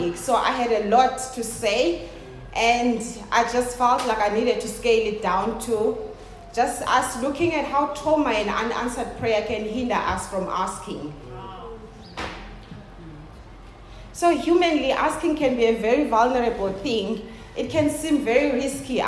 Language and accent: English; South Africa; I love being a South African